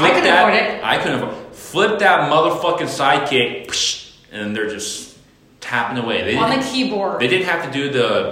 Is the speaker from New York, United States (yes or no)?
no; San Francisco, California, United States; growing up in San Francisco